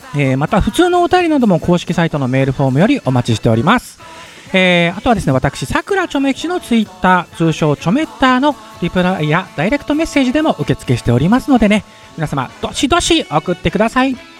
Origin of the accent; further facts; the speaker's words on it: Yamanashi, Japan; …はもうなんといっても山梨出身なので